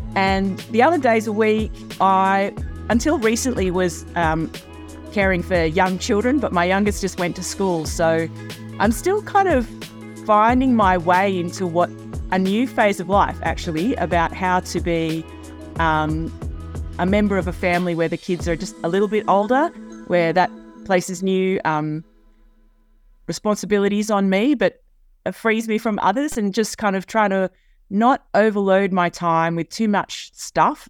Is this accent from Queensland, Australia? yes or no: no; Sydney, New South Wales, Australia; it's my hometown. I've grown up, uh, here on the east coast of Australia.